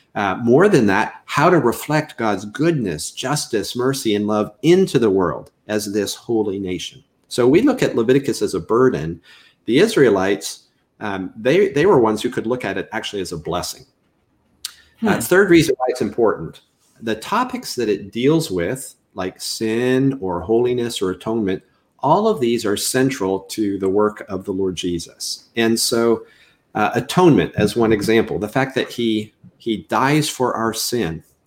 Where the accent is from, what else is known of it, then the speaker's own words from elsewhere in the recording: Canada; moved away as an adult; I'm originally from Canada. You'll probably pick that up when I say anything with an OU diphthong, out and about is what usually uh, signals to people I'm not from Mississippi.